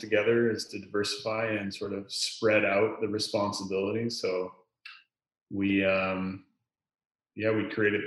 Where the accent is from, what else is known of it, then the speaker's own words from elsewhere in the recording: Lower Mainland, British Columbia, Canada; I grew up in the Lower Mainland here